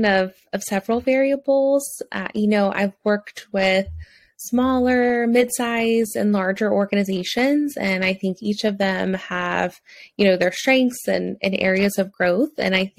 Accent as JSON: {"language": "English", "region": "Louisiana", "country": "United States", "tie": "born or raised there", "also_born_or_lived": "Alabama", "accent": "southern", "moved": "yes", "lives_now": "Florida, United States", "said": "I grew up in Louisiana, and then I lived in Alabama for 5 years, and now I live in Florida. So I feel like you'll probably hear my southernness come out at times"}